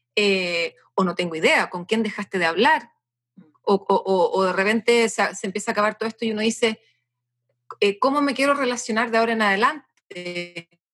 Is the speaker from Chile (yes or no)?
yes; Chile; yo no soy rusa, pues bueno soy, soy, soy bien chilena